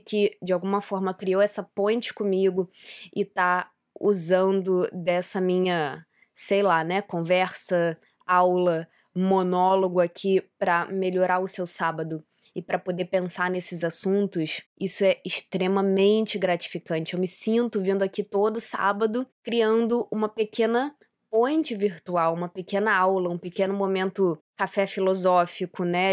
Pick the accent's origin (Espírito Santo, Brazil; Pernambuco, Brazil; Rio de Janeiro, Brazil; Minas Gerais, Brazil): Rio de Janeiro, Brazil; also born or lived in Santa Catarina / Porto, Portugal; Eu não sou nascida no Rio de Janeiro, oficialmente eu nasci em Santa Catarina, mas eu tô aqui no Rio desde três dias de vida, então assim, eu sou carioca.